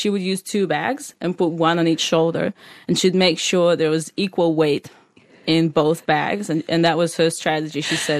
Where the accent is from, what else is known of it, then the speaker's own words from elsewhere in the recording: Moscow, Russia; moved away as an adult; now in Australia; I grew up in Moscow, you know, with my mom